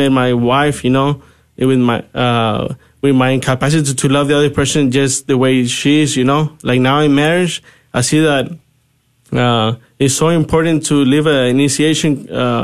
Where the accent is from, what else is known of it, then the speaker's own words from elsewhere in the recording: Mexico; I'm originally from Mexico, and my parents actually listened to this invitation in the church when I was about 12 years old